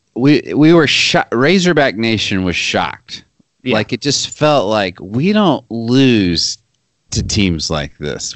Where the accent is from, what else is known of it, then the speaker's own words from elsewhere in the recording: Arkansas, United States; moved away as an adult; also born or lived in Amherst, Massachusetts; I'm just from Arkansas